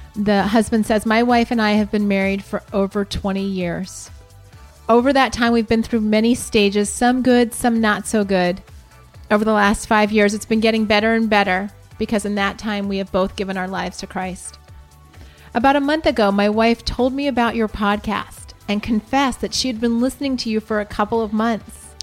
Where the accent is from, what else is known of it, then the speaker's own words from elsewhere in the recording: Columbus, Ohio, United States; moved away; Columbus, Ohio, my hometown.